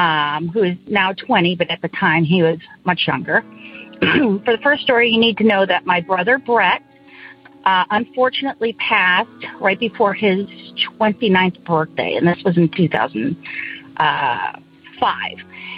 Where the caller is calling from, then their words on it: Indiana, United States; I'm from Northern Indiana.